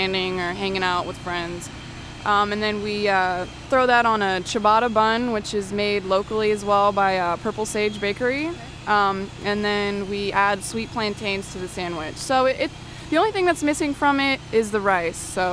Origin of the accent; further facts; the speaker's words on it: Reynoldsburg, Ohio, United States; I grew up in Reynoldsburg